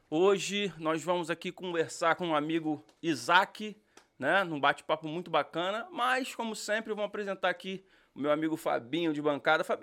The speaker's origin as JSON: {"language": "Portuguese", "town": "Recife", "region": "Pernambuco", "country": "Brazil", "moved": "as an adult", "lives_now": "Boston, United States", "said": "Sou de Recife, Pernambuco."}